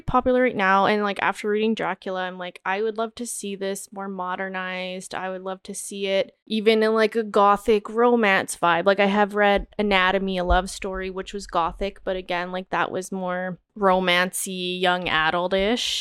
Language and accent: English; Canada; growing up in Canada